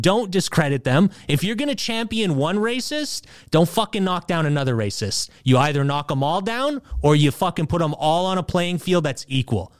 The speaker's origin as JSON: {"language": "English", "country": "Canada", "said": "we're Canadian"}